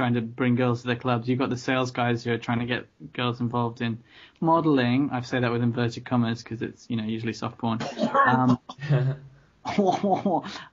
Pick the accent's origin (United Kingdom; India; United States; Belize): United Kingdom; London; moved away; also born or lived in Tokyo; having been born and brought up in London